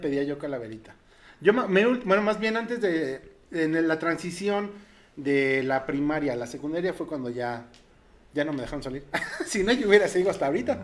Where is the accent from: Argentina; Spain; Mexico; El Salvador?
Mexico; Como mexicanos, obviamente nuestras tradiciones son invaluables